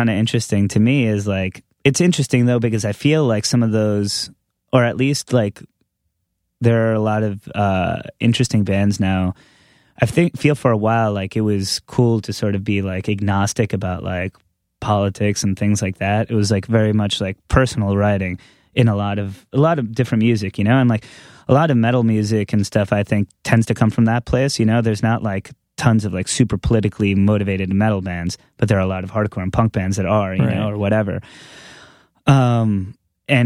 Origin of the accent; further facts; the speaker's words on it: New York, United States; I never knew what the fuck that was growing up on Long Island, right.